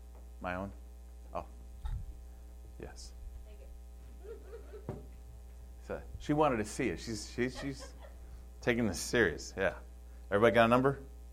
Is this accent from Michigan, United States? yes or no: yes; Michigan, United States; I come from Michigan, and on the Detroit River, it takes almost 10 miles for a freighter just to slow down from going full speed.